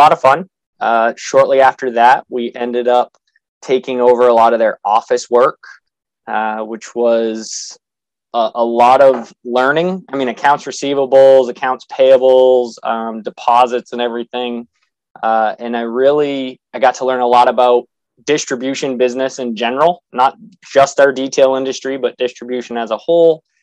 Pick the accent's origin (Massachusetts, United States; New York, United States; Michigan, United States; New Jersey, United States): Massachusetts, United States; So I'm from New England. I'm from Massachusetts